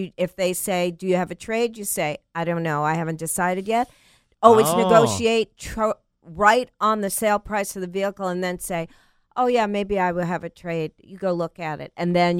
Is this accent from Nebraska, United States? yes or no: no; New York, United States; I'm the one from New York.